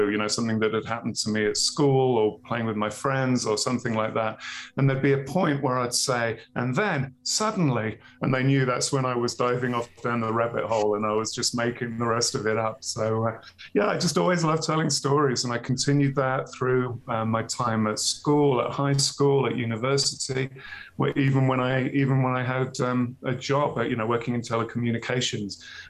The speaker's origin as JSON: {"language": "English", "town": "Birmingham", "region": "West Midlands", "country": "United Kingdom", "tie": "born there", "lives_now": "Wyoming, United States", "said": "I was born in Birmingham, England, all those years ago. Far cry from where I am now, in the middle of nowhere in Wyoming."}